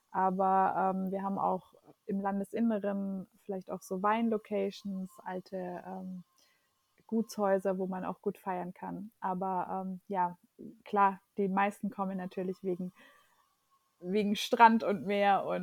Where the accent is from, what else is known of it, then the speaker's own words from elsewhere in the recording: Germany; Also äh, meine Eltern sind Portugiesen, ich bin in Deutschland aber geboren und aufgewachsen.